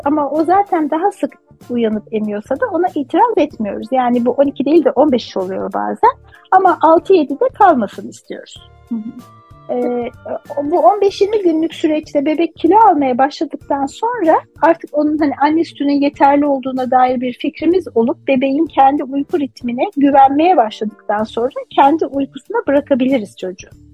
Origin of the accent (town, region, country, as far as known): Turkey